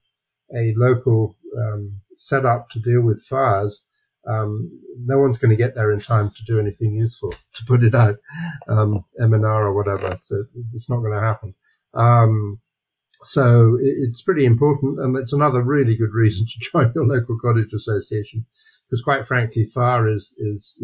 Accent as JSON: {"language": "English", "region": "London", "country": "United Kingdom", "tie": "born or raised there", "also_born_or_lived": "Kent, England", "moved": "yes", "lives_now": "Ontario, Canada", "said": "I was born in London"}